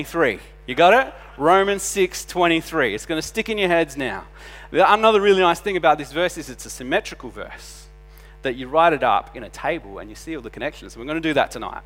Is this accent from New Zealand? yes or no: no; Adelaide, South Australia, Australia; we're from Adelaide